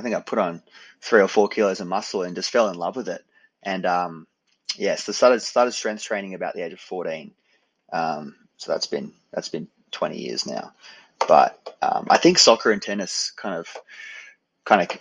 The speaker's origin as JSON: {"language": "English", "country": "Australia", "tie": "born or raised there", "accent": "Australian", "said": "I'm Australian, born in Australia"}